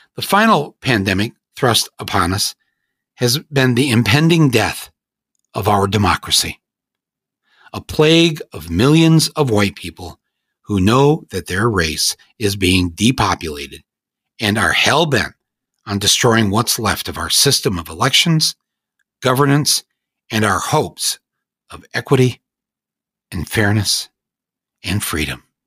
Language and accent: English; United States; I feel I have a responsibility as an American to speak out